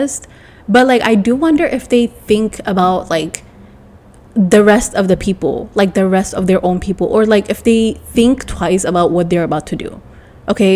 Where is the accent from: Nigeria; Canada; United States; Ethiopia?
Ethiopia; I'm from Ethiopia